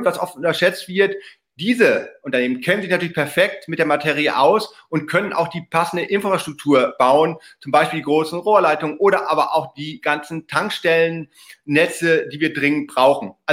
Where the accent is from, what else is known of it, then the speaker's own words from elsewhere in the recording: North Rhine-Westphalia, Germany; Glücklicherweise auch meine Heimat im Münsterland, 2G Energy aus Heeg, fahre ich jedes Mal, wenn ich meine Eltern besuche, direkt vorbei